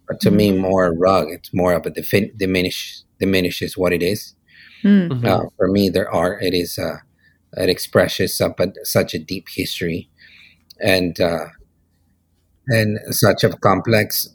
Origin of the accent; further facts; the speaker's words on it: Teotitlan del Valle, Oaxaca, Mexico; English is a second language; now in Ventura, United States; Born and raised in Oaxaca, Mexico, in Teotitlan del Valle. But my studio is in Ventura, in California.